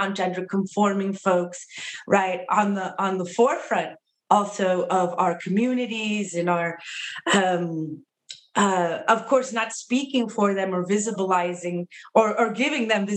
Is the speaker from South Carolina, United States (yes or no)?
no; California, United States; Kind of second generation in terms of being born and raised in California in the Southwest